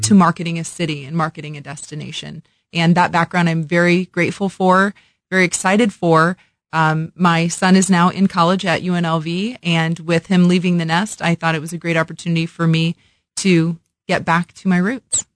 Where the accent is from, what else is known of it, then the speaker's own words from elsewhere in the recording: Illinois, United States; moved away as an adult; also born or lived in Las Vegas; now in Kansas City, United States; born and raised in Illinois, so that's the full circle approach of coming back to my Midwestern roots